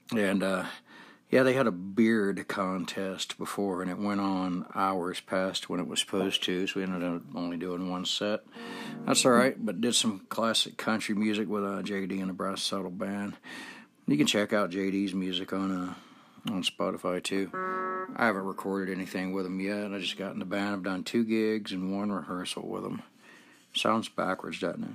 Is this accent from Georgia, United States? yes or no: yes; Georgia, United States; moved away as an adult; now in Salt Lake City, United States; We grew up together in Georgia, and I have known him since I was six years old